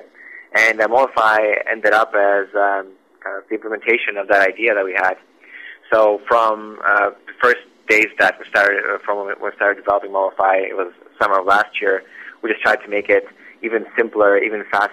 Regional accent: Russia; moved away as an adult; now in Vancouver, Canada; I was born in Russia, and I came to Vancouver, BC, roughly 9 years ago.

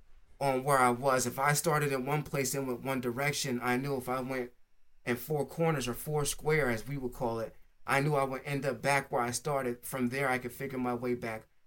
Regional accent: New Jersey, United States; also born or lived in California; I came from California to New Jersey

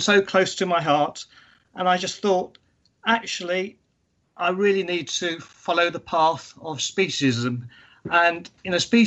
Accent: London, United Kingdom; also born or lived in Sri Lanka; when I was growing up in Sri Lanka and in London in the UK, I grew up in cities

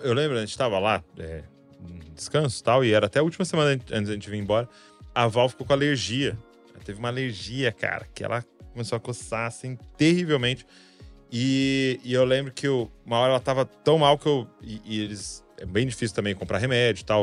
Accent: Santo André, São Paulo, Brazil; also born or lived in São Bernardo do Campo; eu morava em Santo André e o convênio da minha mãe e tal, o hospital foi em São Bernardo

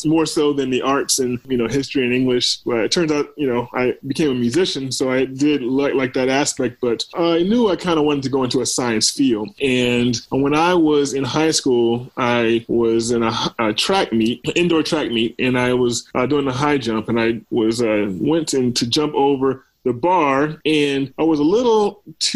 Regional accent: Hampton, Virginia, United States; moved away as an adult; also born or lived in Baltimore, Maryland / Atlanta, Georgia; I was born in Baltimore and was actually born at Johns Hopkins. And, you know, it's funny, I made my way back there for medical school and residency some, you know, 22 years later. I grew up in Virginia. I went to high school down in Hampton area, Hampton, Virginia

